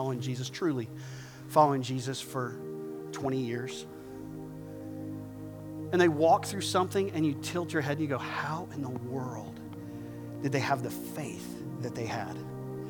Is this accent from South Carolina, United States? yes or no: yes; southern South Carolina, United States; I'm from South Carolina. I'm from the southern part of South Carolina